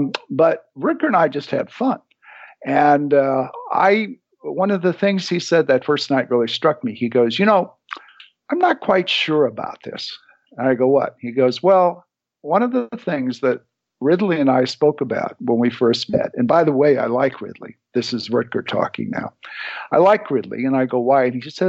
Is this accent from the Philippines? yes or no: yes; Philippines; because I went, I was raised in the Philippines. And my dad was in a form of law enforcement that was very violent and very rough.